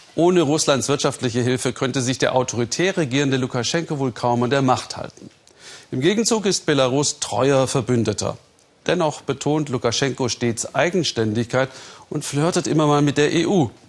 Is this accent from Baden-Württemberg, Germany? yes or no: yes; Ländle, Baden-Württemberg, Germany; ich stamme aus dem Land der Kehrwoche, auch Ländle genannt